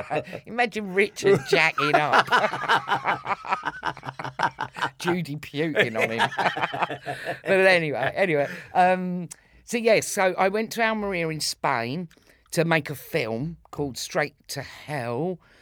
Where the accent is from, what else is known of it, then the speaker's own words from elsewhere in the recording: Islington, London, United Kingdom; born there; No, I was born in Islington. I was born, there's a Royal Free Hospital in Hampstead, but it used to be on the Liverpool Road in Islington.